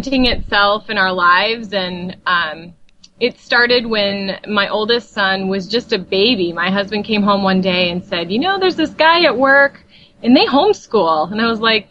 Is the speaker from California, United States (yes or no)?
no; Burnsville, Minnesota, United States; I am from Burnsville, which is a suburb of Minneapolis, Minnesota.